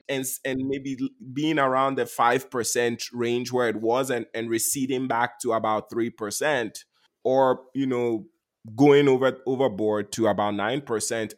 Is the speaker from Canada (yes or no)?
no; Ghana; moved away; I was born and raised in Ghana